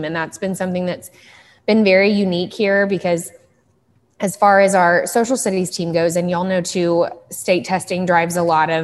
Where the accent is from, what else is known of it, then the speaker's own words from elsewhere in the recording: Dallas, Texas, United States; I am from Dallas. I grew up in Dallas, Texas, in Lake Highlands